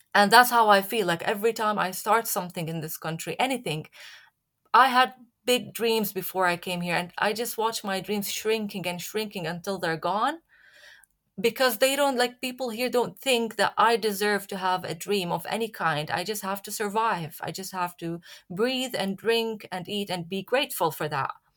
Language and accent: English; Syria; moved away as an adult; also born or lived in Leeds; now in United Kingdom; I'm from Syria